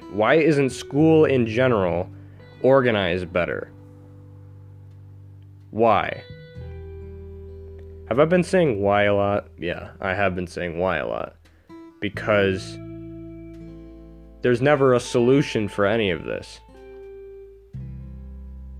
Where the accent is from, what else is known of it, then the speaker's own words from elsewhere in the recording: New York, United States; I'm from New York, and The education system here is very backwards